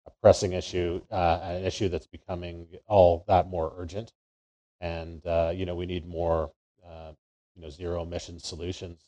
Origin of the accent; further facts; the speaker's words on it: Calgary, Alberta, Canada; I grew up here in Calgary, you know, the capital of the Canadian oil and gas industry